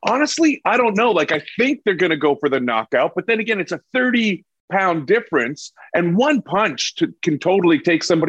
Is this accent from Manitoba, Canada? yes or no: yes; Winnipeg, Manitoba, Canada; moved away; also born or lived in Los Angeles / Vancouver; I was raised in Winnipeg, right in the middle of Canada there by North Dakota.